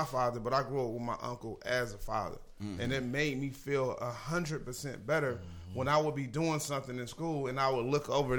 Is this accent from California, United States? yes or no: yes; Los Angeles, California, United States; growing up in the Jordan Down Projects